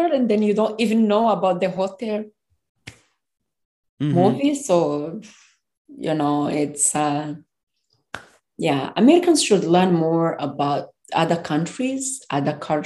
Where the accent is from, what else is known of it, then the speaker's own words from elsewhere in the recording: Rwanda; moved away as an adult; now in United States; I'm from Rwanda.